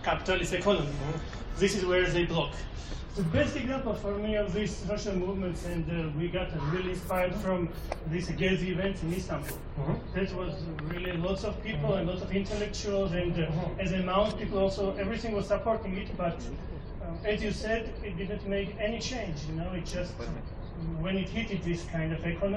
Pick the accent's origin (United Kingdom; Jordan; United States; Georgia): Georgia; I'm personally from Georgia, the country